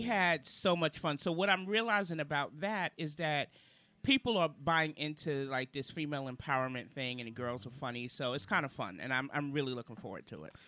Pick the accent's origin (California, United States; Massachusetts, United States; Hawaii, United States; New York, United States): New York, United States; New York City; moved away as an adult; now in Charlotte, United States; originally I'm from Brooklyn, New York. I've been in Charlotte now since 2003